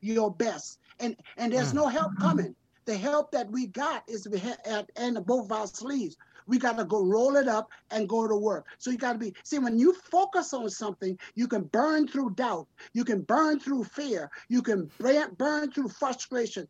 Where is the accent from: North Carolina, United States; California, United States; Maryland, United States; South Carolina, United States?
South Carolina, United States; I grew up in South Carolina, so we used to go in the creek and get the crab.